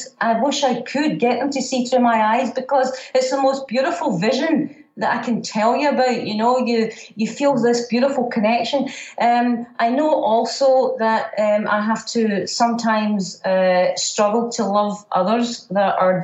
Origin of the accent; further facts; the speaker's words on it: Scotland, United Kingdom; I'm a Scottish warrior